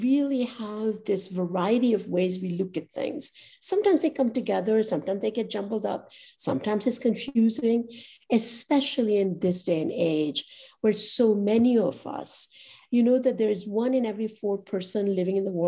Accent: Ahmedabad, Gujarat, India; now in New York, United States; they would always think of me as Ahmedabadi first in that town that I grew up.

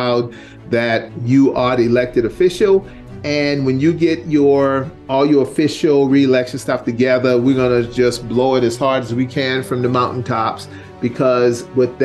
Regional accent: South Carolina, United States; growing up in South Carolina

